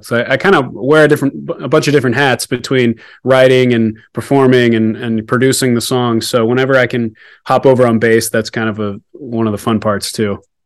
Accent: Alaska, United States; also born or lived in Texas; now in Denver, United States; I was originally from Alaska, born up there

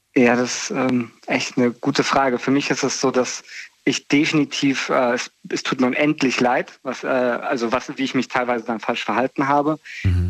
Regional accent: near Bonn, North Rhine-Westphalia, Germany; aus äh, NRW

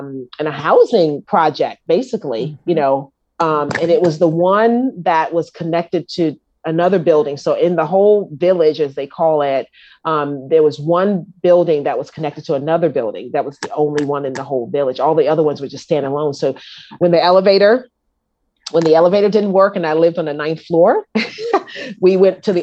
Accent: New York City, New York, United States; I was born in Harlem Hospital

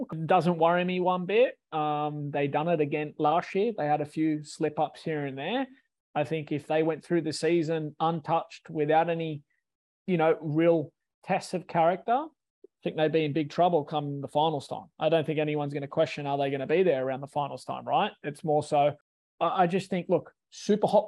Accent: New South Wales, Australia; I'm from New South Wales, so I'm Waratahs, but I grew up playing rugby league my entire career

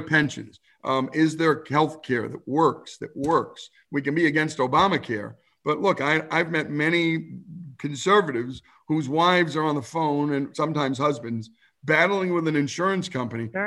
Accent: New Jersey, United States; as an Arab in New Jersey, we were blockbusted moving into a white town.

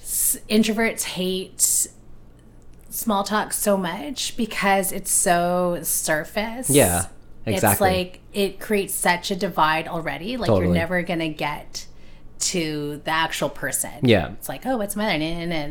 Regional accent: Philippines; So I can see there's some extrovert, maybe just being Filipino too. Like I find like my family's very like outgoing.

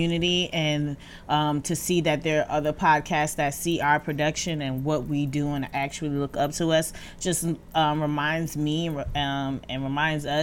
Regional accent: Jersey City, New Jersey, United States; I'm from Jersey City.

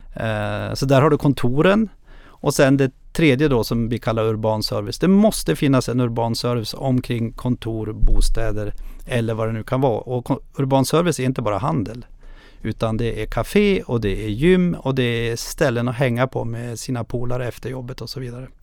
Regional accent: Krokom, Jämtland, Sweden; jag är ju själv från Krokom som ligger två mil utanför Östersund.

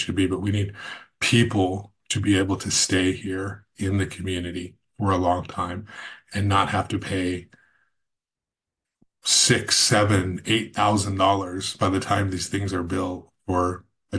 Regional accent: Goleta, California, United States; also born or lived in Santa Barbara; I grew up in this community. I grew up in Goleta and went to Santa Barbara City College

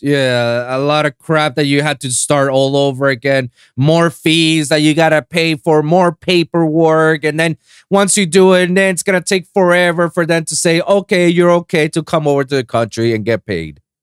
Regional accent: Puerto Rico; I was born and raised in Puerto Rico

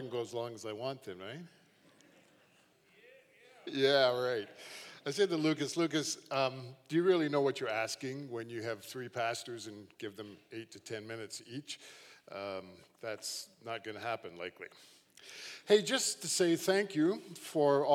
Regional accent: Hamilton, Ontario, Canada; as a young guy, I grew up in Hamilton, just down the QEW

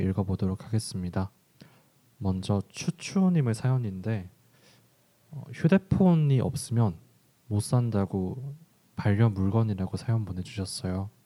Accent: Busan, South Korea; moved away; 제가 고향이 부산이다 보니까

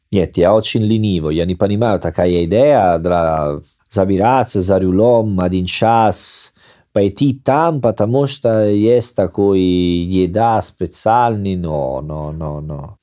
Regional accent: Salerno, Campania, Italy; born or raised there; Russian is a second language

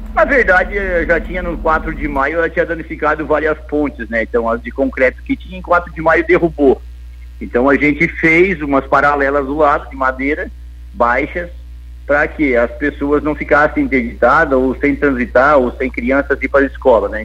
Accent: Lauro Müller, Santa Catarina, Brazil; also born or lived in Orleans; da Cruz de Malta, minha terra natal, Lauro Bider

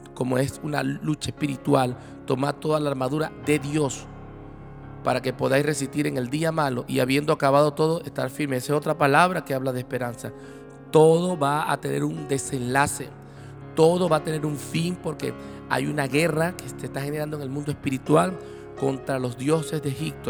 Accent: Venezuela; como venezolanos, porque bueno, sabes que estamos viviendo una situación muy difícil en Venezuela

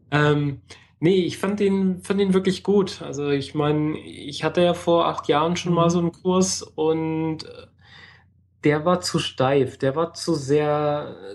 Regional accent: Germany; Ich bin Deutsche.

